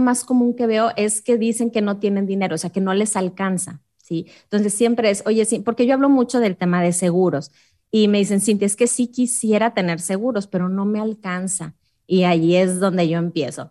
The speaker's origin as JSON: {"language": "Spanish", "country": "Mexico", "said": "es muy inseguro mi país"}